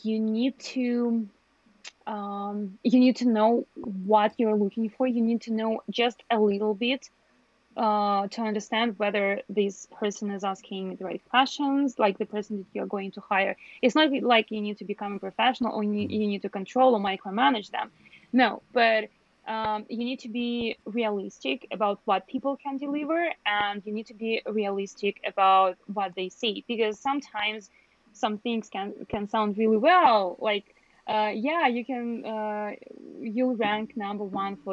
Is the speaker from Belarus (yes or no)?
yes; Belarus; I'm from Belarus